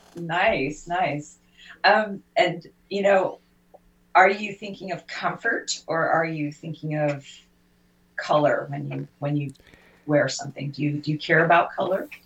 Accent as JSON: {"language": "English", "country": "United Kingdom", "tie": "born or raised there", "moved": "yes", "lives_now": "United States", "said": "I'm British by birth"}